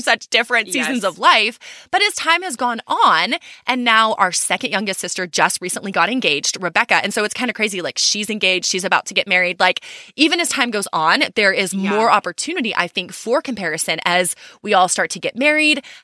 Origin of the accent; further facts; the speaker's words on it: Texas, United States; we're from Texas